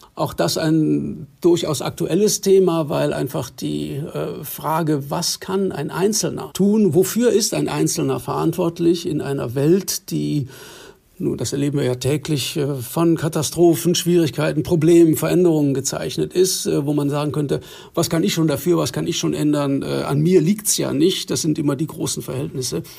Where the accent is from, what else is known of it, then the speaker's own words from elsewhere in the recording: West Germany, Germany; als äh, Westdeutscher